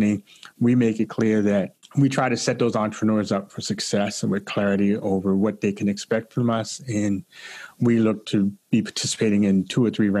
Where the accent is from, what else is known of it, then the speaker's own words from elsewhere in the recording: Baltimore, Maryland, United States; now in Washington, D.C. area, United States; I grew up in Baltimore, Maryland.